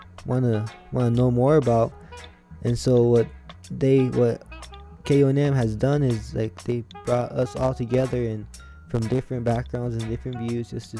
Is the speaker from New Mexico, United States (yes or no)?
yes; Cochiti Pueblo, New Mexico, United States; I'm from Coach Du Pueblo